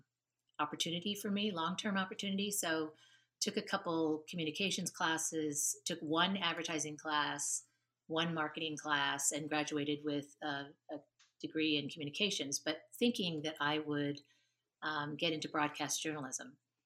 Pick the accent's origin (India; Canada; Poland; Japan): Japan; So I grew up in Japan.